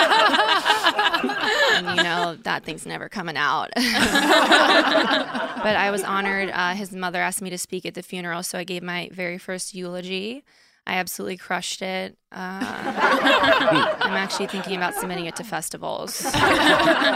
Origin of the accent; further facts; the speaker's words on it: Stamford, Connecticut, United States; moved away as an adult; also born or lived in Boston; now in New York City, United States; I'm from Connecticut originally